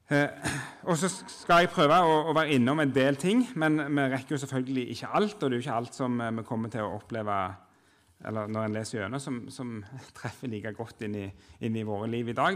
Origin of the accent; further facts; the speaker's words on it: Jørpeland, Rogaland, Norway; moved away as an adult; now in Oslo, Norway; jeg kommer fra Rogaland, Jørpeland opprinnelig, men har bodd i Oslo siden 2003